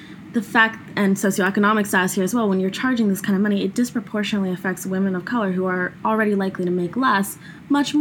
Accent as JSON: {"language": "English", "region": "California", "country": "United States", "tie": "born or raised there", "said": "I spent a lot of my life growing up in California"}